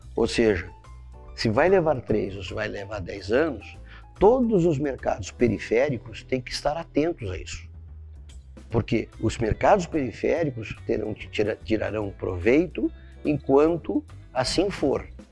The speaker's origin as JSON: {"language": "Portuguese", "country": "Brazil", "said": "como brasileiro, né, e como latino-americano"}